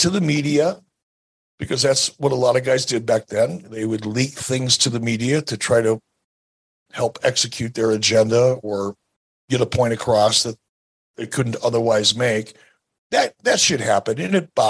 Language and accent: English; Detroit, Michigan, United States; I grew up in Detroit